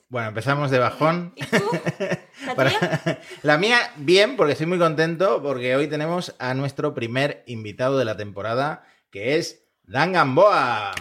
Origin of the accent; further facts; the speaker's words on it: Argentina; now in Spain; como argentino